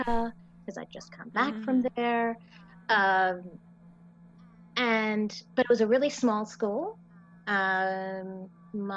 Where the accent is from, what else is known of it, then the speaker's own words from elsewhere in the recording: Victoria, Australia; also born or lived in Minnesota, United States; I am Australian and I am American